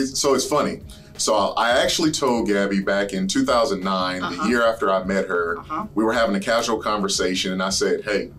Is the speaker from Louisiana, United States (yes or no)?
yes; Abbeville, Louisiana, United States; Well, I'm from Louisiana, yeah.